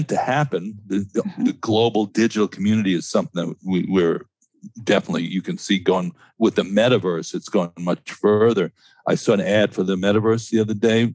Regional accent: New York City, New York, United States; I grew up in Stuyvesant Town in New York

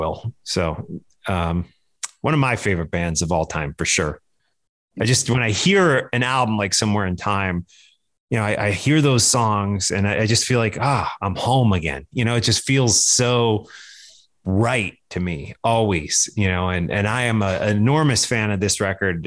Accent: Midwest, United States; where I grew up in the Midwest

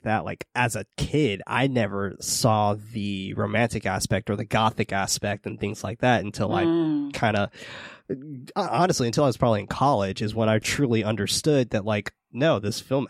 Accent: San Francisco, California, United States; I grew up in the hood in San Francisco

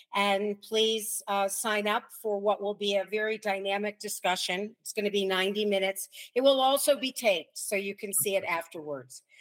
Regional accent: United States; we in America

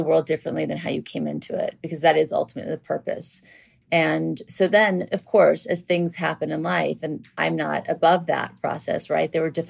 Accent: New Orleans, Louisiana, United States; moved away; also born or lived in Beverly Hills; And then we moved from Louisiana, from New Orleans to Beverly Hills. And then I went to Beverly Hills High School.

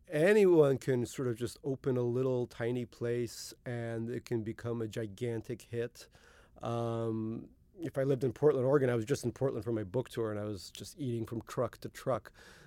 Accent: Russia; born there; moved away; There were a lot of kids from immigrant backgrounds like my own. I was born in Russia in the Soviet Union, and there were a lot of kids from Korea, India, China, etc.

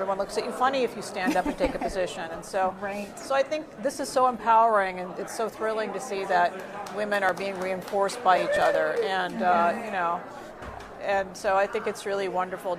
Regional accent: rural North Carolina, United States; born or raised there; also born or lived in India

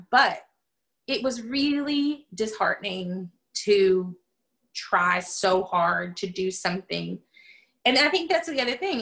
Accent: the South, United States; moved away; also born or lived in Pacific Northwest; I came from the South

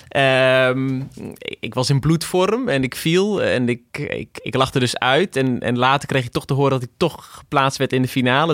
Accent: Achterhoek, Gelderland, Netherlands; Ik kom inderdaad uit de Achterhoek

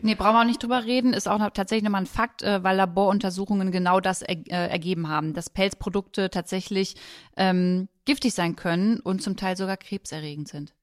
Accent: Germany; bei uns in Deutschland

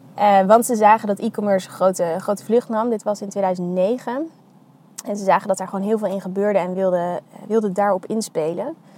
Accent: The Hague, South Holland, Netherlands; also born or lived in Utrecht; now in Amsterdam, Netherlands; ik ben geboren in Den Haag. Ehm, en ik ben opgegroeid in de buurt daar ook wel

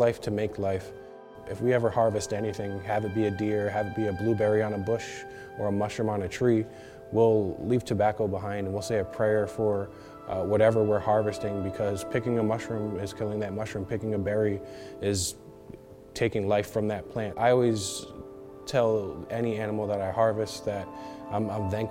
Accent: Northeast, United States; I come from the Mashantucket Pequot Tribal Nation and the Narragansett Nation here in the Northeast.

